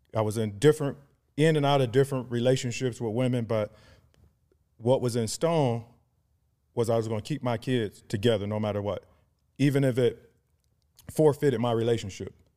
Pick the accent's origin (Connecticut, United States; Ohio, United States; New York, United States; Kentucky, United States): Ohio, United States; Cleveland; also born or lived in Atlanta; born and raised in Cleveland, Ohio